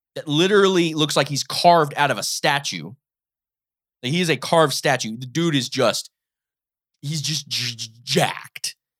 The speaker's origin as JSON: {"language": "English", "region": "Ohio", "country": "United States", "said": "I live in Ohio. I'm from Ohio"}